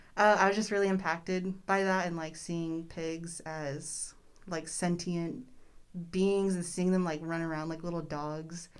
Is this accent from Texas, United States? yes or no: yes; Austin, Texas, United States; moved away as an adult; now in Corpus Christi, United States; I grew up in Austin